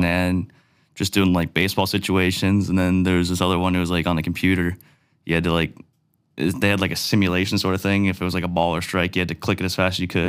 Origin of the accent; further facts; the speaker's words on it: Cole Harbour, Nova Scotia, Canada; I grew up in Cole Harbor